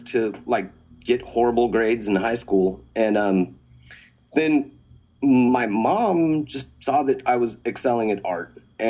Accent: Albuquerque, New Mexico, United States; moved away as an adult; I grew up in Albuquerque from ages 0 to 18

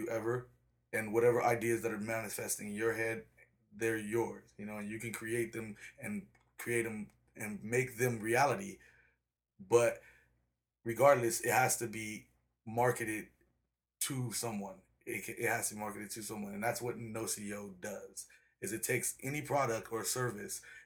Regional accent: El Cajon, California, United States; also born or lived in Chicago, Illinois; I actually grew up in El Cajon City. 619, El Cajon City

